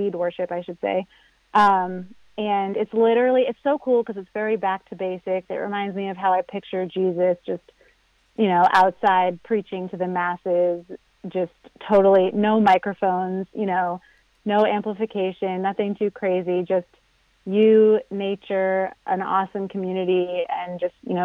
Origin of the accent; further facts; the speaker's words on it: New Hampshire, United States; I grew up in New Hampshire